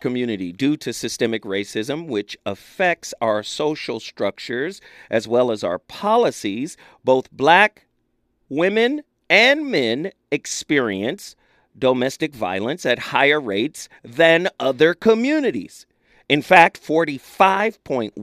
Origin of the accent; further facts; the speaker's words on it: United States; I was raised in Alden Park projects